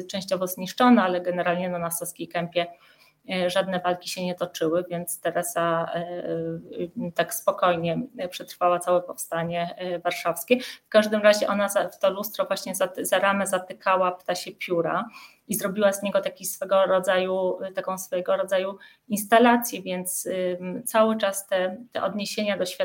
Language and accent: Polish; Kraków, Lesser Poland, Poland; moved away as an adult; jestem Ojej. krakowianką. I, i, I aż do końca studiów mieszkałam w Krakowie.